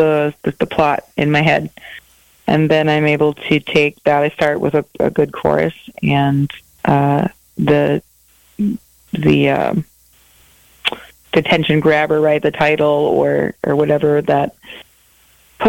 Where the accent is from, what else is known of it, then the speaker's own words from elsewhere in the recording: Wisconsin, United States; moved away as an adult; also born or lived in Minneapolis, Minnesota; I grew up in Wisconsin in a small town, and I moved to Minneapolis and lived there for almost 20 years